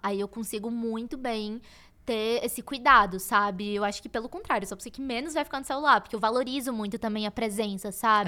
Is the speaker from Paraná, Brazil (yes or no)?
no; Salvador, Bahia, Brazil; eu sou de Salvador, então é, nossa, anos atrás seria muito difícil eu ter um acesso nacional na moda morando em Salvador